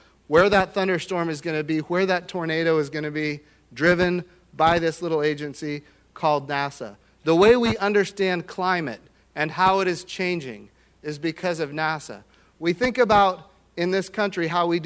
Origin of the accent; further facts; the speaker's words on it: Oklahoma, United States; I come from Oklahoma